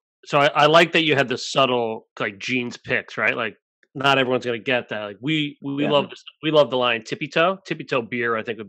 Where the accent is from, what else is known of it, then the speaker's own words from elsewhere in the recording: New York, United States; we're from New York. We kind of lived and breathed like the Seinfeld way.